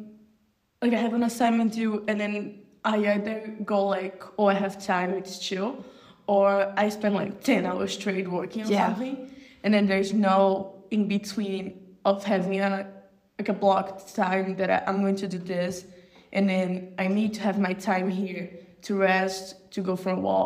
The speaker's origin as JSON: {"language": "English", "country": "Brazil", "said": "I'm from Brazil."}